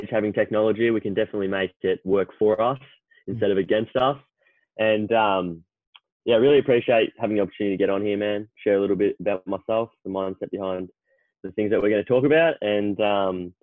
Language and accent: English; Melbourne, Victoria, Australia; I grew up in Melbourne, still in Melbourne. Haven't lived anywhere else but Melbourne.